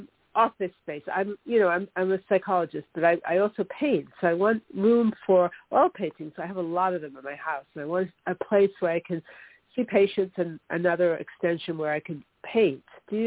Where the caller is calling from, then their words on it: New York, United States; Hi, Toni. This is … from New York.